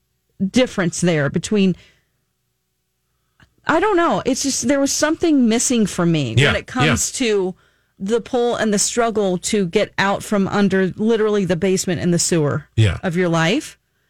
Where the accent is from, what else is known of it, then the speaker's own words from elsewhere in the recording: United States; as an American citizen.